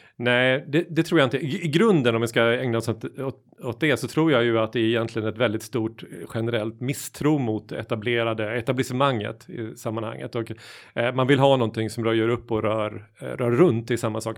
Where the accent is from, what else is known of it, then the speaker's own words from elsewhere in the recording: Småland, Sweden; moved away; hemma i Småland, där jag kommer ifrån